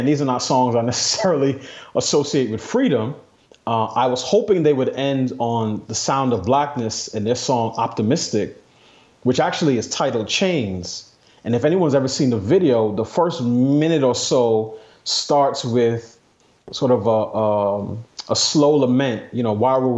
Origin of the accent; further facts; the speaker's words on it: New York City, New York, United States; I grew up in New York City.